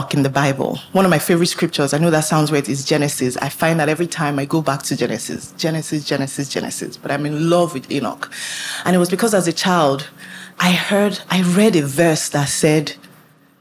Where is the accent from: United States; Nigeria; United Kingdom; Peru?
Nigeria; I was born in Nigeria.